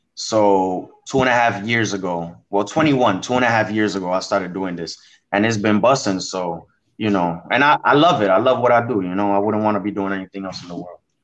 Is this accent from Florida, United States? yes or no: no; New York City, New York, United States; the Bronx influenced me heavy because I was born here, I was raised here